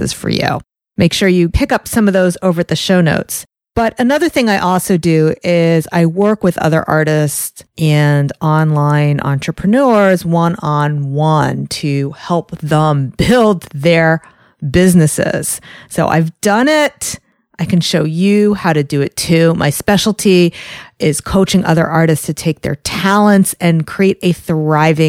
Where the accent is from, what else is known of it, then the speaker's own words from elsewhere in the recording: New York, United States; I'm from New York. I'm very close to the city.